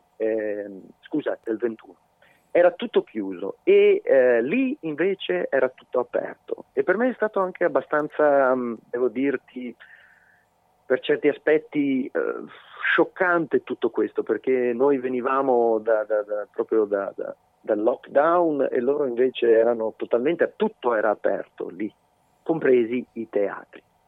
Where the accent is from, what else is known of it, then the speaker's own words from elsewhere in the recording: Veneto, Italy; moved away; anche se sono esule, il Veneto è la mia terra